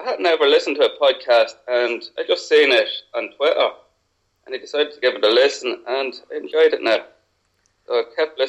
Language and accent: English; Leinster, Ireland; No. Well, I'm Irish, so...